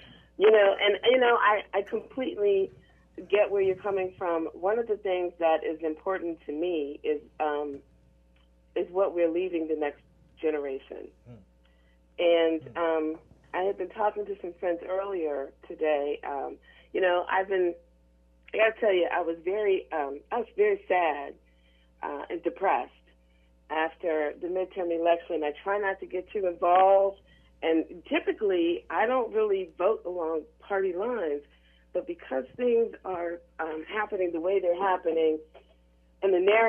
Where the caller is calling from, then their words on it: Gaithersburg, Maryland, United States; I'm calling from Gaithersburg, Maryland.